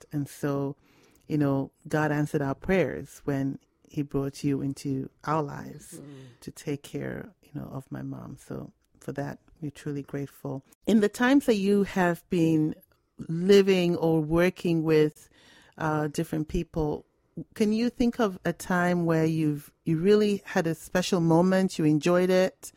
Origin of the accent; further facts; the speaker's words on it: Ghana; moved away; I'm Ghanaian